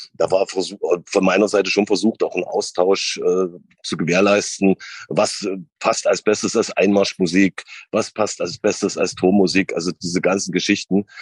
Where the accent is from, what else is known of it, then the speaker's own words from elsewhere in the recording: Sandersdorf, Saxony-Anhalt, Germany; also born or lived in Wolfen; ich bin in Wolfen aufgewachsen, beziehungsweise geboren und in Sandersdorf aufgewachsen